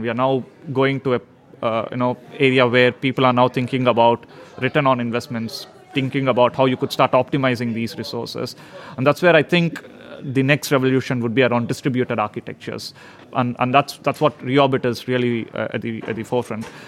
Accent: India; moved away as an adult; now in Sweden; I've uh, been living in Sweden now for past 12 years, so I'm I'm a Swedish, but originally from India

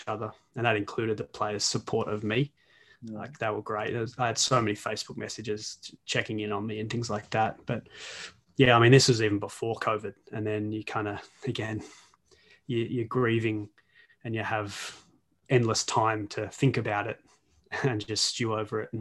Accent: Australia; I'm Australian

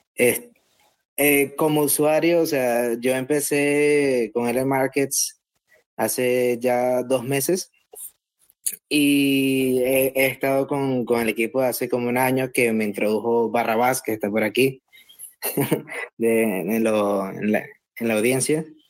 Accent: Venezuela; moved away; also born or lived in Dubai; soy un Bitcoiner venezolano anónimo

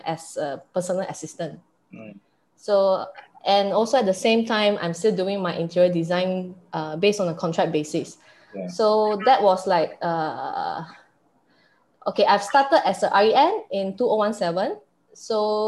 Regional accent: Perak, Malaysia; I'm from Perak

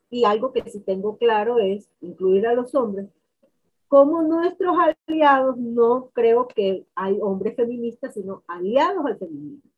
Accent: Valledupar, Cesar, Colombia; soy de Valledupar, Vallenata de pura cepa y de corazón

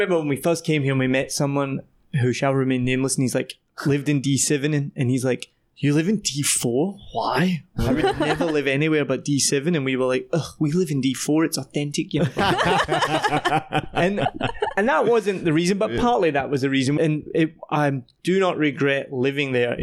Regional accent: Scotland, United Kingdom; also born or lived in Wellington, New Zealand; now in Vietnam; I'm from Scotland

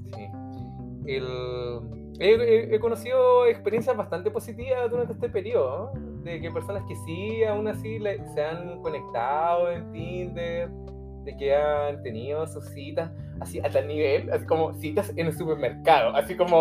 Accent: Santiago, Santiago Metropolitan, Chile; toda mi vida he vivido en la ciudad de Santiago, amo Santiago

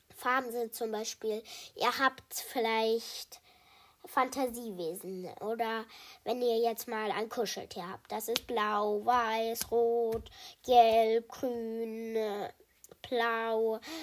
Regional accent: Germany; ich komme aus Deutschland

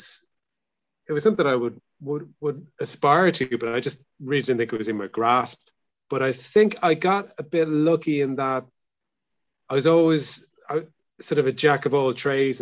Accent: Dublin, Leinster, Ireland; also born or lived in Salthill, Galway; now in Galway, Ireland; I'm from Dublin. I feel like I'm a permanent blow-in now, really

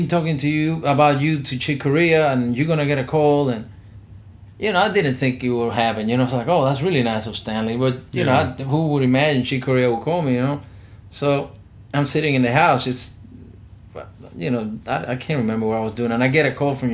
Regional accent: Havana, Cuba; moved away; I was born in Havana, and my father is a musician as well

